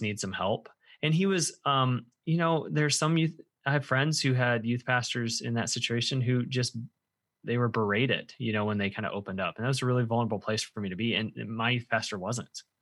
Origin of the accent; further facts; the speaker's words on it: central Illinois, United States; moved away as an adult; now in Indiana, United States; I spent most of my life in central Illinois